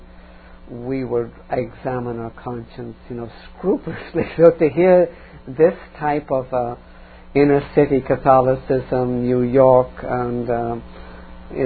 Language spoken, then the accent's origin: English; Dublin, Leinster, Ireland; my own growing up in Dublin